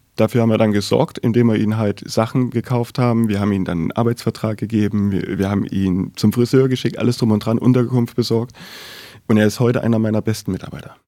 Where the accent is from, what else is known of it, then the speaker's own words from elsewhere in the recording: Weimar, Thuringia, Germany; Ich komme gebürtig aus Weimar